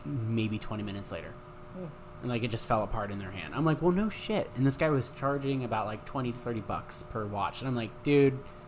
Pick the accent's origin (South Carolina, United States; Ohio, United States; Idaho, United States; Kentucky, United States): Ohio, United States; I'm from Ohio